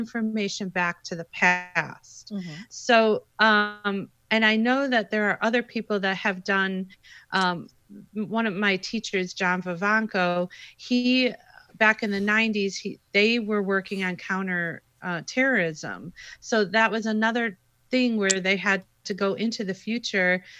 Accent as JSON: {"language": "English", "town": "Chicago", "region": "Illinois", "country": "United States", "said": "I'm from Chicago"}